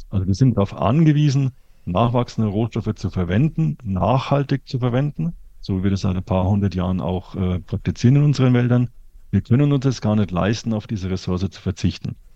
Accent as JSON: {"language": "German", "region": "Bavaria", "country": "Germany", "said": "ich komme aus Franken, da gibt es eine sehr schöne Forstwirtschaft, die momentan im Klimawandel massiv leidet."}